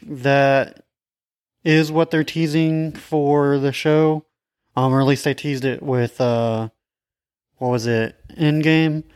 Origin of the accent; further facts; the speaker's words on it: Alabama, United States; we're from Alabama